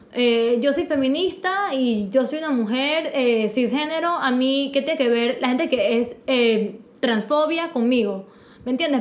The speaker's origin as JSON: {"language": "Spanish", "country": "Panama"}